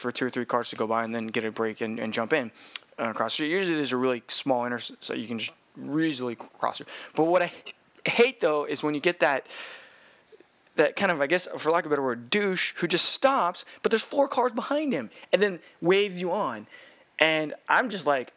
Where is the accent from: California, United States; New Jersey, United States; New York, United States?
California, United States; now in Hawaii, United States; I am from California